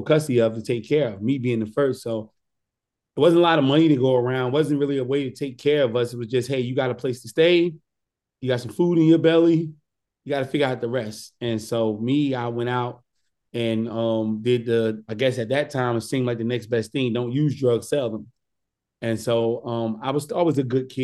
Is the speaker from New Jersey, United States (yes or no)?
yes; Newark, New Jersey, United States; growing up in Newark